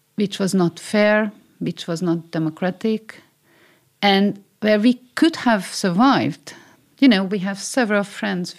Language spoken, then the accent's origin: English; Hungary; first language Hungarian; English is a second language; moved away as an adult; my childhood is there, my roots are there, my mother tongue, you know, my, my language is there